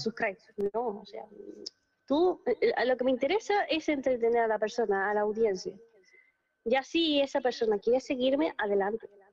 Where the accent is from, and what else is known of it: Spain